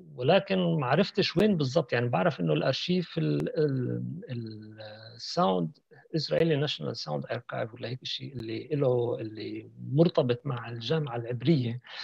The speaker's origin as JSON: {"language": "Arabic", "country": "Palestine"}